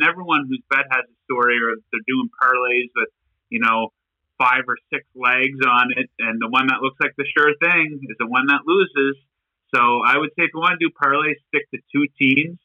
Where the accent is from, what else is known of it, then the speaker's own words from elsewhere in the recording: New Brunswick, Canada; I grew up in New Brunswick